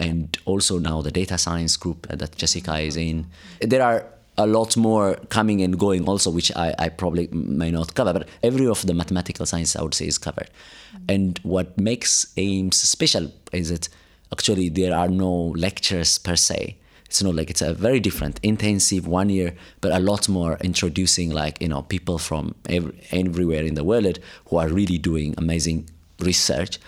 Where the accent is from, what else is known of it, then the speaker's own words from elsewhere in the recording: Addis Ababa, Ethiopia; moved away as an adult; also born or lived in Cape Town, South Africa / Italy / Europe; now in South Africa; I grew up in Ethiopia, Addis Ababa.